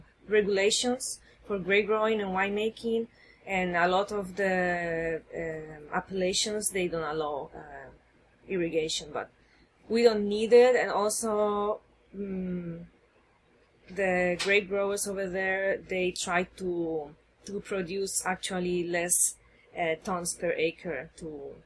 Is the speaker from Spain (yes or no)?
yes; Spain; English is a second language; now in United States; Okay, so I came from Spain 7 years ago to the States, and I've been working 3 years for a college in North Carolina developing an enology program.